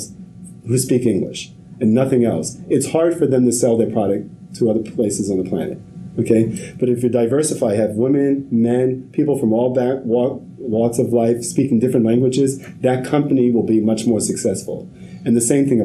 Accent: New York City, New York, United States; grew up in Harlem, had the whole poverty experience

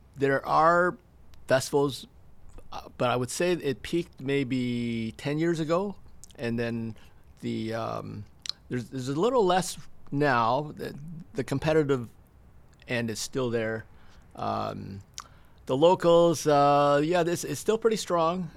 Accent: Stratford, Ontario, Canada; also born or lived in Toronto; born and raised in Stratford.

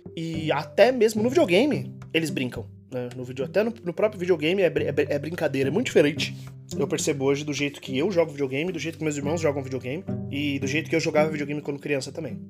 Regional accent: Brazil; moved away as an adult; faz um mês que eu saí do Brasil

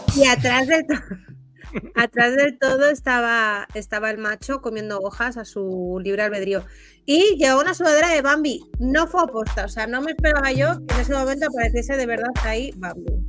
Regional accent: Spain; como buenos españoles

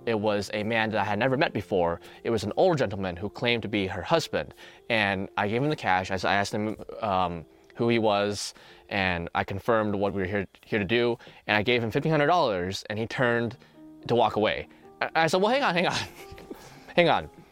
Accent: American Bible Belt, United States; I grew up in the American Bible Belt

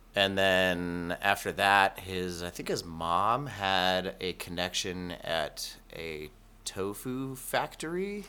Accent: Reno, Nevada, United States; also born or lived in Tennessee; now in Medford, United States; I grew up in Reno.

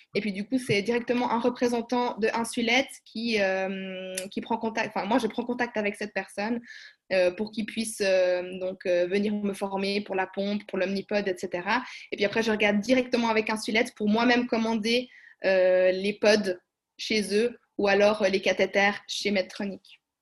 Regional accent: Switzerland; chez nous en Suisse

